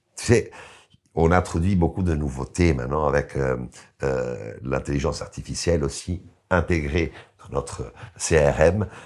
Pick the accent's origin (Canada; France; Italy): Italy; je suis italien donc je connais la culture italienne